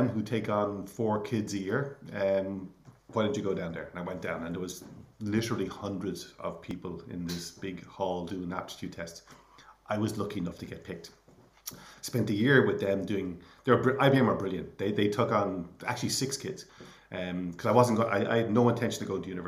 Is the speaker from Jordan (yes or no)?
no; Clonsilla, Leinster, Ireland; we grew up in Clonsilla, went to school in Coolmine Community School